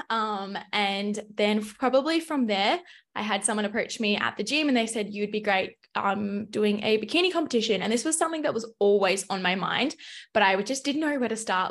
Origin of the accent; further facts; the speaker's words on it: Melbourne, Victoria, Australia; moved away as an adult; also born or lived in Adelaide; I grew up in Melbourne, Australia, so I pretty much have lived there my whole life